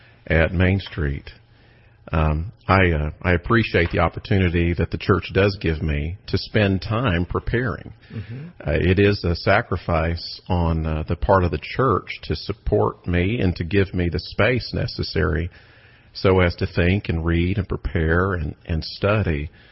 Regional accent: Texas, United States; Crunchy Ice. I mean, what's not to like about Texas?

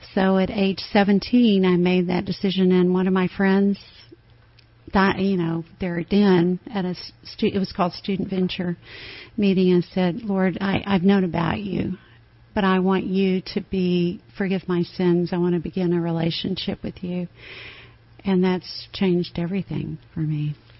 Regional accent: Tennessee, United States; moved away as an adult; also born or lived in Alabama / Minneapolis; now in Austin, United States; I grew up in Tennessee

